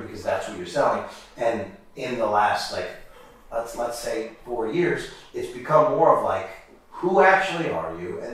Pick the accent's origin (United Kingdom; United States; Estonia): United States; Schenectady, New York; moved away; So I'm from there. I was born there